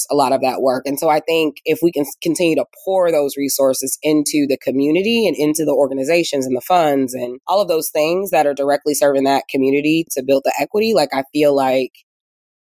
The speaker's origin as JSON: {"language": "English", "region": "Indiana", "country": "United States", "tie": "born or raised there", "also_born_or_lived": "West Coast", "moved": "as an adult", "lives_now": "Indianapolis, United States", "said": "I'm from Indiana, but spent most of my career on the coast, worked in tech, built a company, moved to the West Coast, you know, worked at startups"}